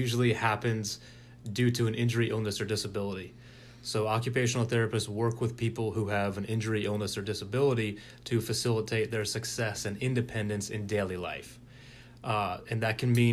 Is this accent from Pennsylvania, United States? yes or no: no; Springfield, Virginia, United States; now in Richmond, United States; from Springfield, Virginia, originally, and moved down here New Year's Day 2005.